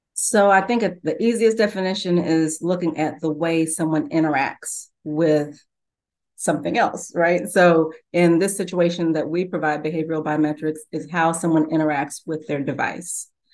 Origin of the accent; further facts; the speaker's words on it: Louisville, Kentucky, United States; I grew up in Louisville, Kentucky with, uh, Muhammad Ali